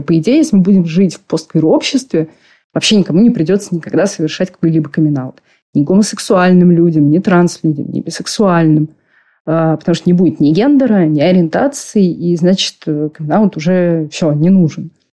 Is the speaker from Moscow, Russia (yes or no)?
yes; Moscow, Russia; Я родилась в Москве, у меня родители коренные москвичи.